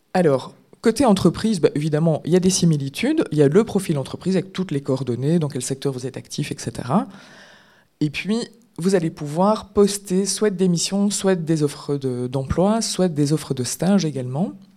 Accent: Belgium; on est belge

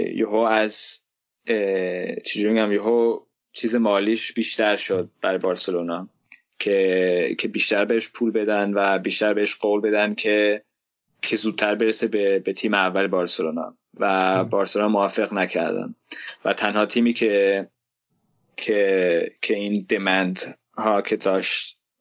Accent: Denmark; من خودم تو دانمارک زندگی میکنم دانمارک به دنیا آمدم دانمارکی هستم

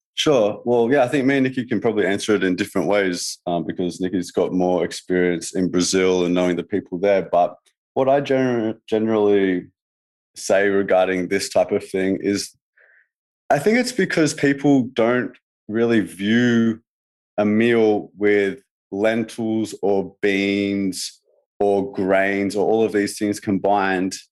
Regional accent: Australia; I'm saying that from Australia. I'm, we're not very cultural really in Australia

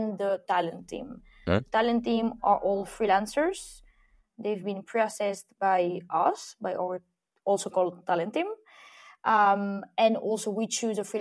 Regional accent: Spain; moved away; I'm an expat myself. I'm from Spain

